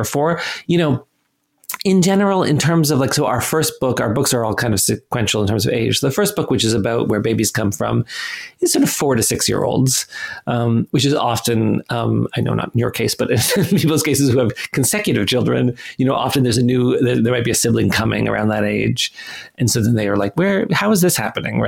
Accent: Canada; I'm Canadian

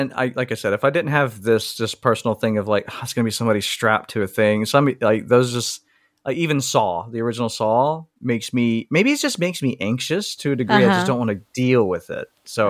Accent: the South, United States; I'm from the South.

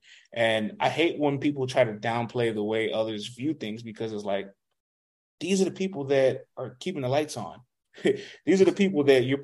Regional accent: New York, United States; we're all minorities still growing up in New York

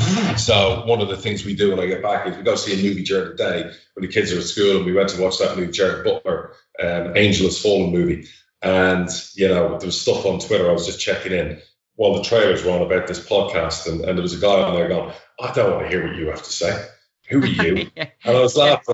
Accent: Spain; moved away; I've worked all over the world. I grew up in Spain

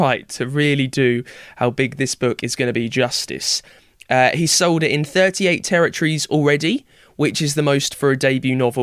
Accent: United Kingdom; the Britishness in me

